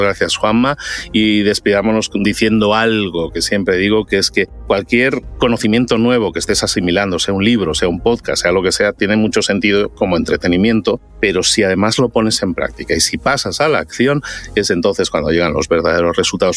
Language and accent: Spanish; Barcelona, Catalonia, Spain; moved away as an adult; now in Mexico; soy de Barcelona, pero me fui a vivir a México hace ya 18 años.